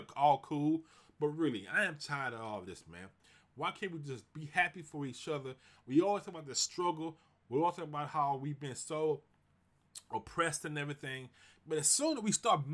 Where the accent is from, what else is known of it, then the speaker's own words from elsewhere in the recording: Houston, Texas, United States; now in Seattle, United States; I grew up in Houston, Fifth Ward